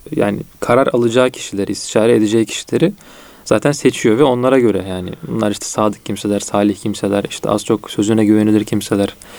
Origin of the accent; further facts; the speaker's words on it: Çanakkale, Turkey; Bizim orada Çanakkale'de şey derler, e, ahiretliyim derler